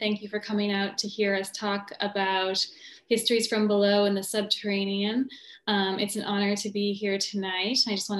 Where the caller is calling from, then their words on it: New Jersey, United States; I'm joining today from New Jersey, from Rutgers University, which is situated on the traditional Lenape territory.